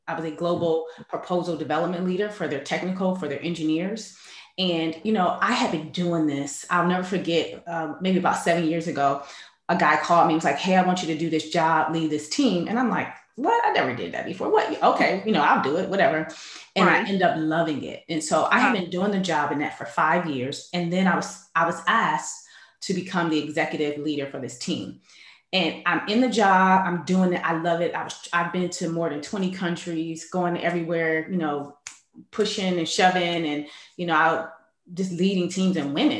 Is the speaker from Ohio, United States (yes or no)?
yes; Cleveland, Ohio, United States; I'm originally from Cleveland, Ohio.